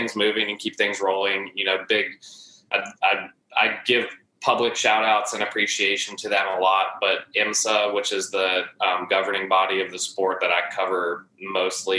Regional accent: Charlotte, North Carolina, United States; I had a few jobs here and there in Charlotte, my hometown

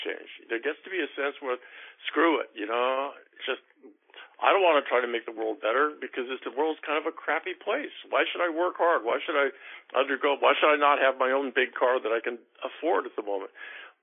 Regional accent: Seattle, Washington, United States; born or raised there

